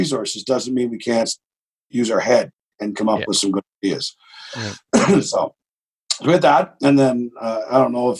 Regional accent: Miramichi, New Brunswick, Canada; I'm a hillbilly from Miramichi

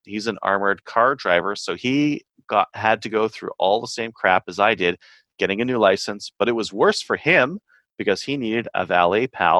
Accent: Kingston, Ontario, Canada; And hi, Kelly. I'm from Kingston, too.

